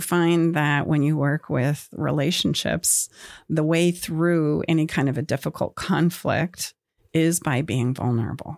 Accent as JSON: {"language": "English", "region": "Utah", "country": "United States", "moved": "as an adult", "lives_now": "Auburn, California, United States", "said": "I am from Utah"}